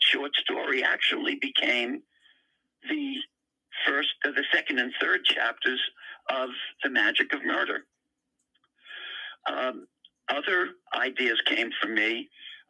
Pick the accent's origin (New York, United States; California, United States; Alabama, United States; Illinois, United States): New York, United States; New York City; the area in which I grew up in Queens, New York